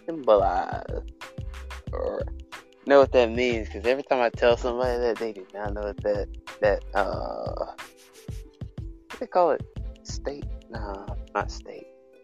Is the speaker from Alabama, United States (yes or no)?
yes; Alabama, United States; I am from Alabama. I was like, I was born and raised.